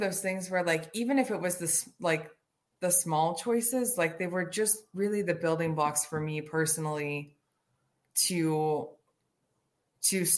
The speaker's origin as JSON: {"language": "English", "region": "Midwest", "country": "United States", "moved": "yes", "said": "I'm recovering from the Midwest"}